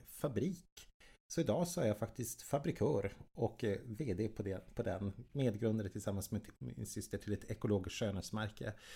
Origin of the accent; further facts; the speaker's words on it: Jokkmokk, Norrbotten County, Sweden; moved away; also born or lived in Stockholm; Jag är född och uppvuxen i Jokkmokk uppe i svenska Lappland